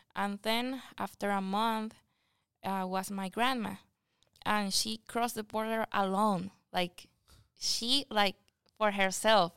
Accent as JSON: {"language": "English", "town": "Anaco", "region": "Anzoátegui", "country": "Venezuela", "second_language": "English", "moved": "yes", "lives_now": "United States", "said": "I come from Venezuela, And I come from a small city that is called Anaco"}